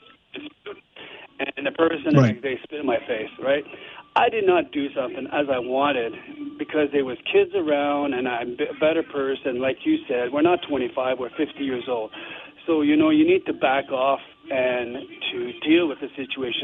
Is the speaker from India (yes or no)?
no; Canada; as Canadian